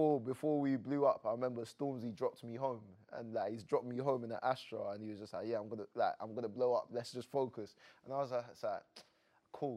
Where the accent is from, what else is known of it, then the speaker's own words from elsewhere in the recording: Croydon, London, United Kingdom; I'm from South London, Croydon